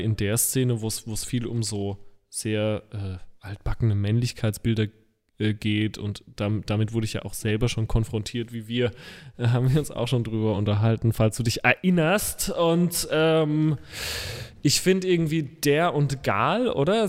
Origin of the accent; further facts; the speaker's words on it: Rhineland-Palatinate, Germany; als Pfälzer Bu